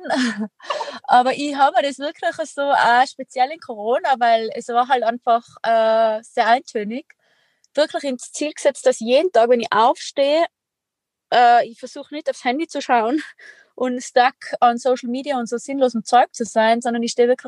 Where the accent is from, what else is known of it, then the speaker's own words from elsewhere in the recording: Tyrol, Austria; accent: Tyrolean; wie man an meinem Dialekt hören kann, bin ich Tirolerin